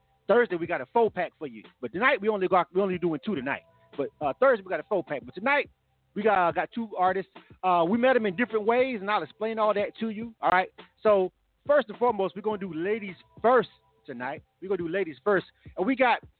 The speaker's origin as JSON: {"language": "English", "region": "Florida", "country": "United States", "tie": "born or raised there", "moved": "as an adult", "lives_now": "Atlanta, United States", "said": "I'm from Florida myself"}